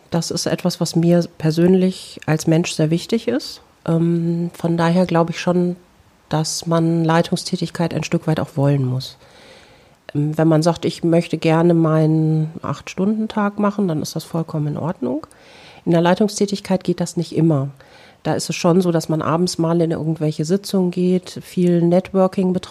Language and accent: German; North Rhine-Westphalia, Germany; meine alte Heimat ist das Lipperland. Ich entstamme einer der drei ältesten lippischen Familien.